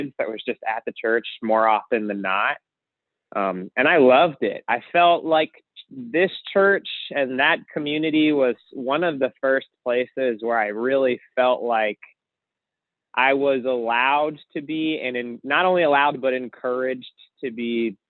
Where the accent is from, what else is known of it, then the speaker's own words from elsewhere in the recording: Baltimore, Maryland, United States; moved away; I am originally from Baltimore, Maryland.